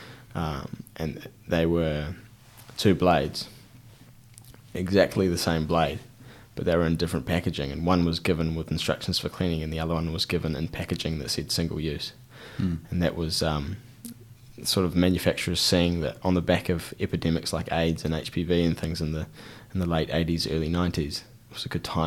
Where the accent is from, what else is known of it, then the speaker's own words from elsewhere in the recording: Christchurch, Canterbury, New Zealand; We're in Christchurch and I'm from Christchurch. I've lived here for the vast majority of my life